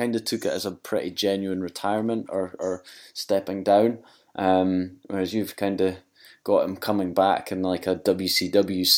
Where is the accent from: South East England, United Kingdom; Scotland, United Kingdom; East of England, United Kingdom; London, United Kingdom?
Scotland, United Kingdom; Being Scottish